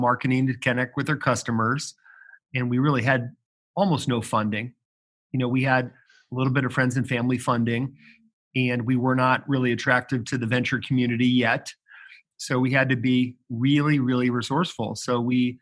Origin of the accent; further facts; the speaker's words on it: Chicago, Illinois, United States; also born or lived in Ohio; now in Indianapolis, United States; Born in Ohio, grew up in Chicago, and you know, now in Indy.